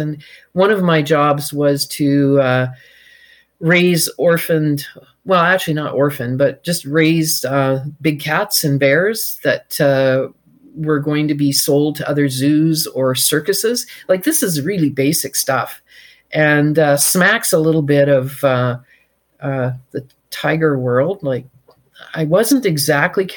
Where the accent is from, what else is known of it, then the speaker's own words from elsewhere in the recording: Victoria, British Columbia, Canada; But I grew up in Victoria